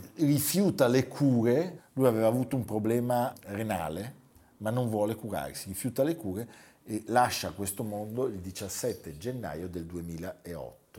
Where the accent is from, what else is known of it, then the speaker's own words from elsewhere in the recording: Lugano, Ticino, Switzerland; accent: Luganese; il mio accento però si è fatto luganese